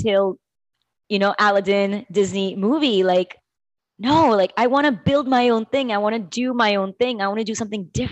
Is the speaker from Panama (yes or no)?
yes; Panama; I was born and brought up in Panama